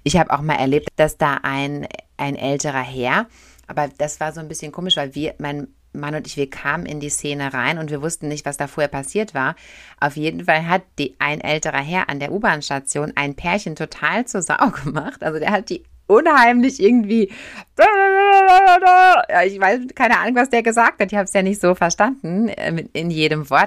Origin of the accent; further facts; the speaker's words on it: Germany; als Deutscher